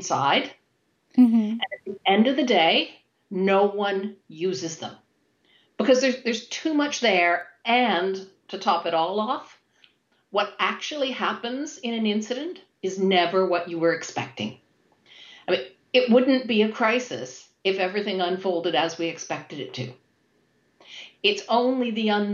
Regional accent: Toronto, Ontario, Canada; moved away as an adult; now in United Kingdom; I have lived and worked in the UK for over 20 years now. However, I'm originally from Toronto, Canada.

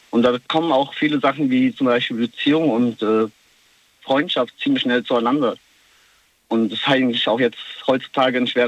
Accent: Kosovo; ich komme selber aus dem Kosovo und mhm. äh, das heißt, ich pendel sehr oft und ja, ich kenne das Gefühl, also ich bin drüben ein Ausländer und hier ein Ausländer.

